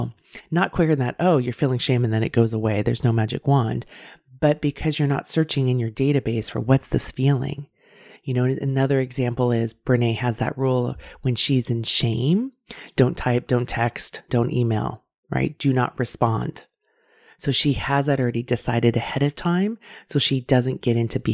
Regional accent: California, United States; I live in California and I grew up in California

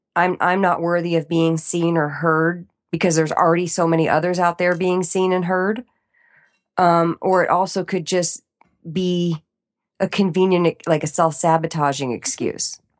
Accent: East Coast, United States; moved away; growing up in the East Coast

